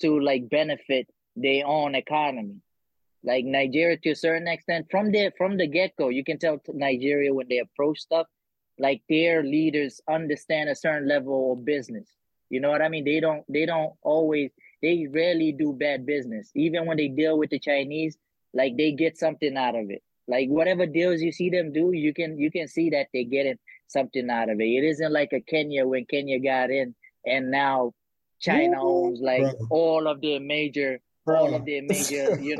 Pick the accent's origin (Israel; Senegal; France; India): Senegal; I'm from Senegal